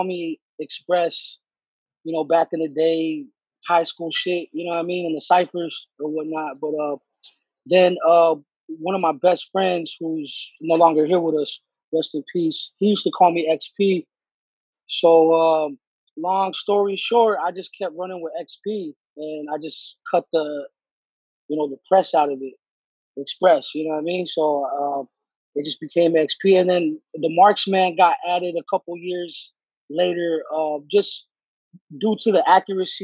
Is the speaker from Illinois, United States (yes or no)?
no; Los Angeles, California, United States; I'm a Mexican from